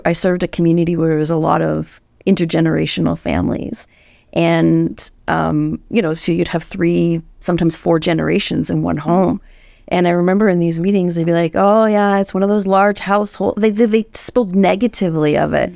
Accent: Canada; I'm Canadian.

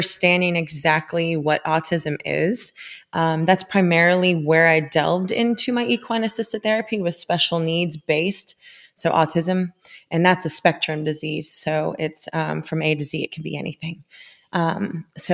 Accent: Sarasota, Florida, United States; now in Franklin, United States; I was initially from Sarasota, Florida. So I grew up loving the ocean, the outdoors

